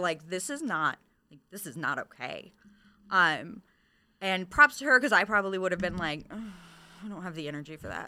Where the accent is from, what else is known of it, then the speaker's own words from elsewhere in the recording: Michigan, United States; moved away; I'm originally from Michigan.